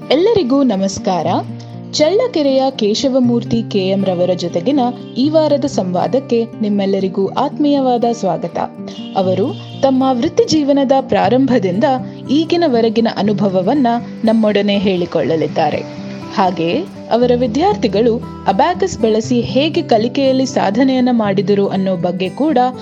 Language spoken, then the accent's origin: Kannada; a village near Nayakanahatti, Challakere taluk, Chitradurga district, Karnataka, India; ನಾನೊಬ್ಬ ಗ್ರಾಮೀಣ ಪ್ರದೇಶದ ವ್ಯಕ್ತಿ ಸರ್